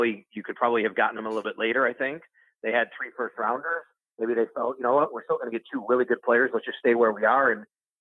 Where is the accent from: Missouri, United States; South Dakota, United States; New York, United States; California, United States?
New York, United States; Buffalo; moved away as an adult; also born or lived in Florida / Syracuse, New York; this is home for me. I grew up here